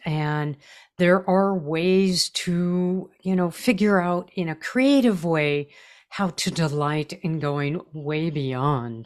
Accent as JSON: {"language": "English", "region": "California", "country": "United States", "said": "I'm a Californian"}